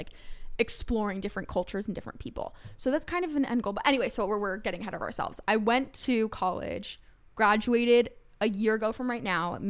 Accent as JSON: {"language": "English", "town": "Los Angeles", "region": "California", "country": "United States", "moved": "yes", "lives_now": "New York, United States", "said": "I'm from Los Angeles originally."}